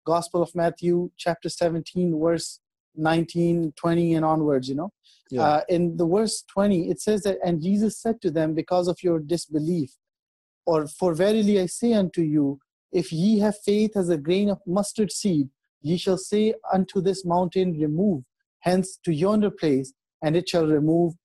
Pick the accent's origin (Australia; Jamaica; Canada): Canada; moved away; I grew up in Canada